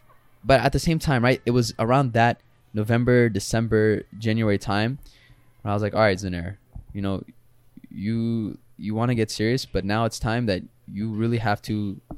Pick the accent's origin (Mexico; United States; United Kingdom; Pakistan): Pakistan; I made cool videos, like, you know, about being Pakistani, some very stereotypical videos